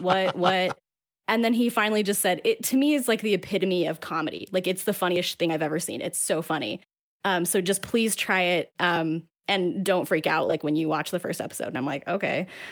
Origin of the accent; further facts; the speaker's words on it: Salt Lake City, Utah, United States; I'm from Salt Lake